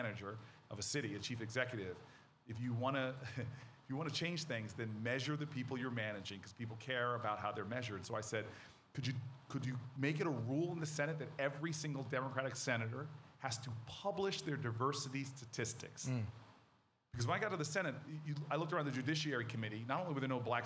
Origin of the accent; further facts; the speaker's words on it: Washington, District of Columbia, United States; now in New Jersey, United States; I was born in Washington, D.C.